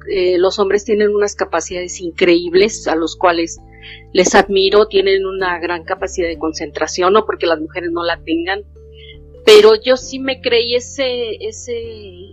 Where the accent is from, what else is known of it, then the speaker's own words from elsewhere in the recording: Mexico; básicamente me considero una mexicana, consciente de sus derechos